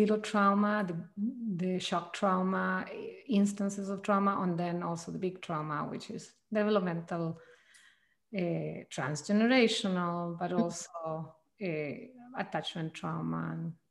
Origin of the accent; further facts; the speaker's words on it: Chile; moved away as an adult; now in Mendocino Coast, United States; I'm originally from Chile, South America